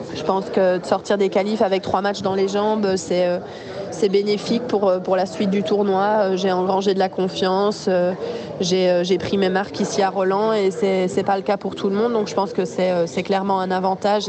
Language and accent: French; Belgium; en tant que Belge